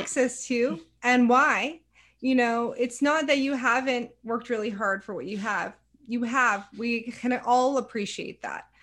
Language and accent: English; Silicon Valley, California, United States; moved away as an adult; also born or lived in Savannah, Georgia; because I grew up in the Silicon Valley, it was a very tech centric area.